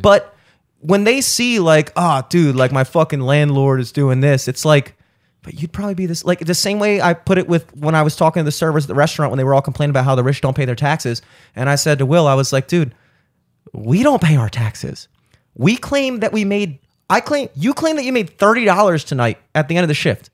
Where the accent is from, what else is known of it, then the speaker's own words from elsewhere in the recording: Baltimore, Maryland, United States; growing up in Baltimore with the Orioles